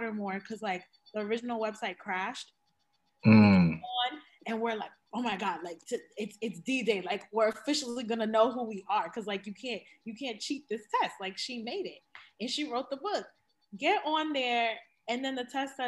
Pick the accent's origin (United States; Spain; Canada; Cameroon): Cameroon; I'm from Cameroon